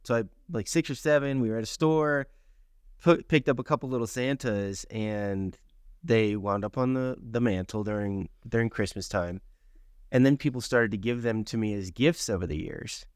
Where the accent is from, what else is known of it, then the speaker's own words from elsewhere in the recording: Miami, Florida, United States; when I was a kid growing up in Miami, Florida